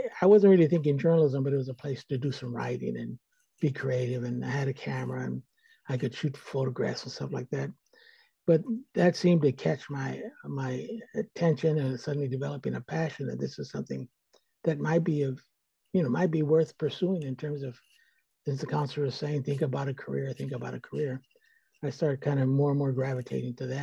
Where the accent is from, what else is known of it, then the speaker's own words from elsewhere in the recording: Stockton, California, United States; moved away as an adult; now in San Francisco, United States; I'm originally from Stockton, California, which is about 80 miles here in the Central Valley. And I grew up there